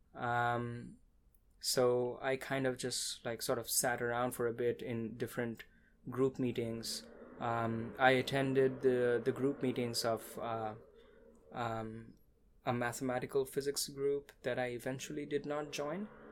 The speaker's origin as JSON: {"language": "English", "town": "Kolkata", "region": "West Bengal", "country": "India", "tie": "born or raised there", "moved": "as an adult", "lives_now": "Austin, United States", "said": "I was born and raised in India"}